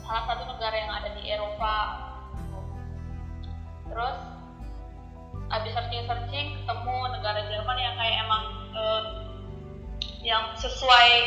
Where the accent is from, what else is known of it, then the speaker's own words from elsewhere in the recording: North Sumatra, Indonesia; moved away as an adult; now in Germany; Aku asalnya dari Sumatera Utara.